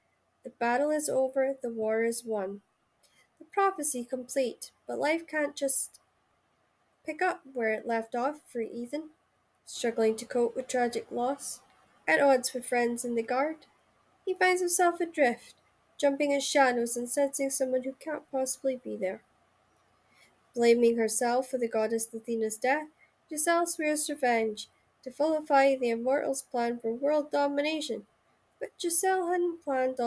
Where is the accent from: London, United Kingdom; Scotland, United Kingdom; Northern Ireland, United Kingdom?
Scotland, United Kingdom; Shetland Islands; I come from the Shetland Islands